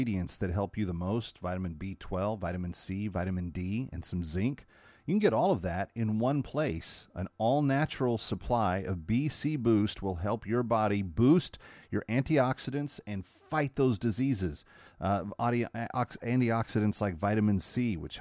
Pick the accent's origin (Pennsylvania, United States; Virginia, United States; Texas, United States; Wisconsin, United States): Texas, United States; Fort Worth; I'm a Fort Worth kid myself.